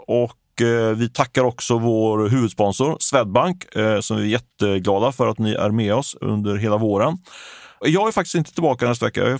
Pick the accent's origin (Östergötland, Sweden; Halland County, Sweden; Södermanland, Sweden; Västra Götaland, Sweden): Västra Götaland, Sweden; Ljungskile; Där jag kommer från Ljungskile, jag tror att det, det är en liten by med 3000-4000 invånare ungefär.